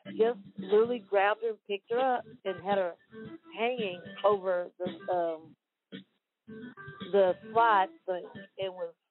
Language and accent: English; Wortham, Texas, United States; I grew up in Wortham. I graduated from Wortham.